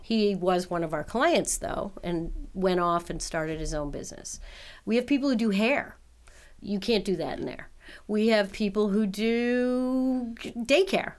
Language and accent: English; New York City, New York, United States; moved away as an adult; also born or lived in Canada; now in Buffalo, United States; I'm a Canadian who was raised in New York